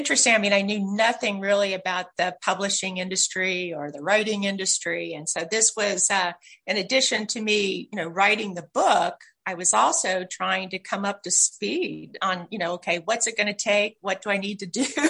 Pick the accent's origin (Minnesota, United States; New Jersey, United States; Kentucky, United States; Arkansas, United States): Kentucky, United States; Louisville; moved away as an adult; also born or lived in Ohio; now in California, United States; I actually am a Kentucky girl. So I grew up in Louisville.